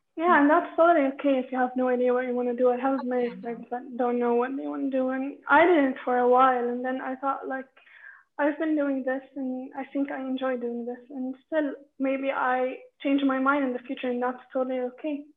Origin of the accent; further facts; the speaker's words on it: Amman, Amman Governorate, Jordan; I'm from Amman, Jordan